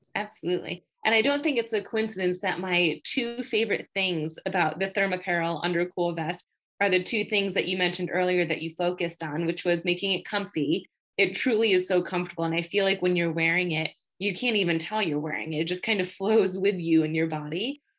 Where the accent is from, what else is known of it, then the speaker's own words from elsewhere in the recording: Batavia, New York, United States; I grew up in Batavia, New York, which is anywhere from 35 to 45 minutes from Rochester